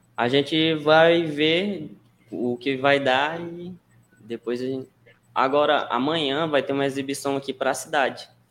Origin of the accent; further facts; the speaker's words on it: Vargem Grande, Maranhão, Brazil; sou de Vargem Grande, aqui um, uma cidade que é bastante conhecida culturalmente